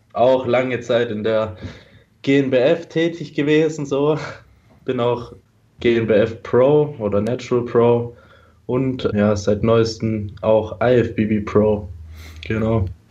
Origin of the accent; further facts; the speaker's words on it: Stuttgart, Baden-Württemberg, Germany; Ich bin aus Stuttgart.